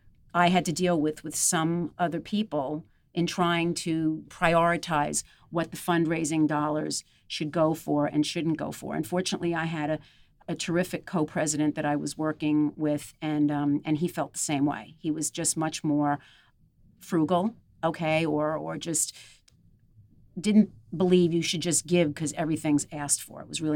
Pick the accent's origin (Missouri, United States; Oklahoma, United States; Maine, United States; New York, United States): New York, United States; Glen Head; When I was growing up in Glenhead and the surrounding areas, it was very blue collar.